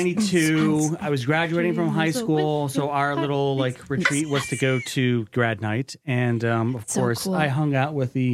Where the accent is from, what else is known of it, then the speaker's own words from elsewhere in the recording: South Florida, United States; I grew up in South Florida